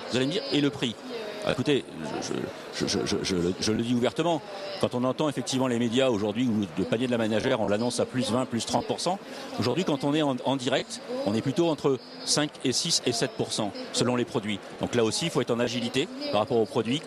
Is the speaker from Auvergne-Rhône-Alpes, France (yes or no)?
yes; Puy-de-Dôme, Auvergne-Rhône-Alpes, France; chez nous dans le Puy-de-Dôme